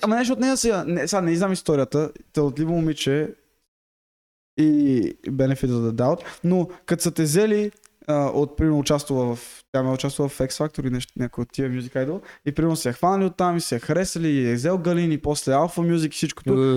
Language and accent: Bulgarian; Bulgaria; moved away; аз от България